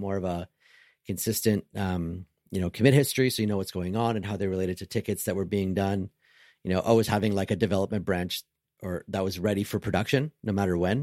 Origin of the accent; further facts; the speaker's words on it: Canada; I'm Canadian